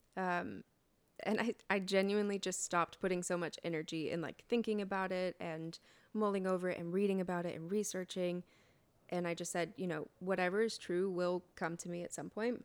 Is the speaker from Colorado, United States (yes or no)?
yes; Colorado Springs, Colorado, United States; I grew up in Colorado Springs, Colorado, which is called the evangelical capital of the United States, actually